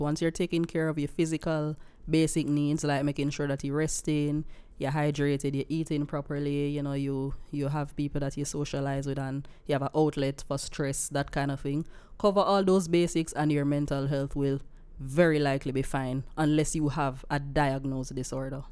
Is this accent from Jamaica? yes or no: yes; Silo, Saint Elizabeth, Jamaica; I come from Silo, in Saint Elizabeth